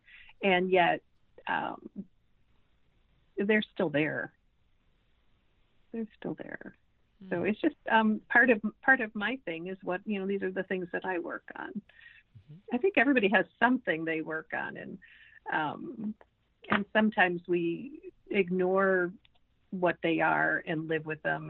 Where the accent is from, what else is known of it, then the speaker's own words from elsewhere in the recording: Midwest, United States; growing up in the Midwest